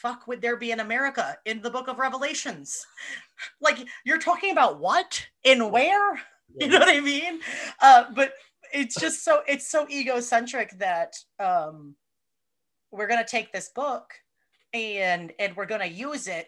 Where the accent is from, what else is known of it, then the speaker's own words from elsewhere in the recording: United States; I'm American